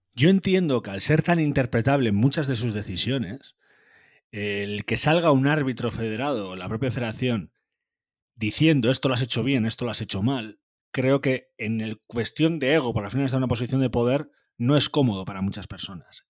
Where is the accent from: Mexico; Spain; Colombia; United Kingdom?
Spain; Basque Country; en eso somos muy vascos